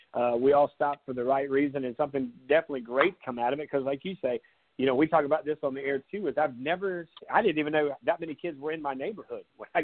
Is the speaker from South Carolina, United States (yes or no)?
yes; Myrtle Beach, South Carolina, United States; I'm originally from Myrtle Beach, so Coastal Carolina has always been in my backyard.